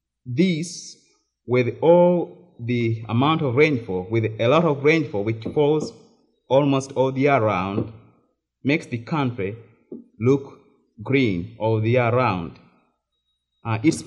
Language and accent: English; Uganda; moved away as an adult; now in United States